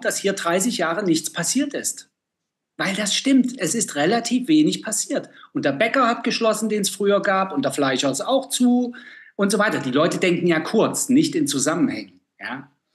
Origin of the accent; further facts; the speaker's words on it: East Germany, Germany; Ich bin ja aus dem Osten